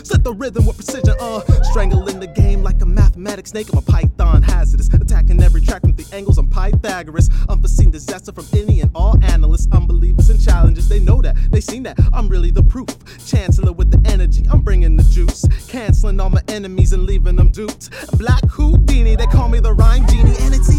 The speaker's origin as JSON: {"language": "English", "town": "Syosset", "region": "New York", "country": "United States", "said": "I'm from Syosset."}